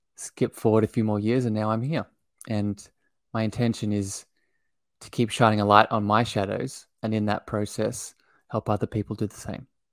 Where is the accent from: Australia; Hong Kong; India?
Australia; I grew up in Australia. I live here now still.